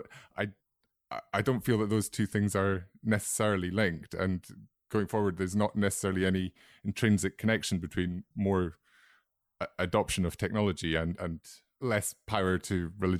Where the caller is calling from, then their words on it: London, United Kingdom; I'm speaking from London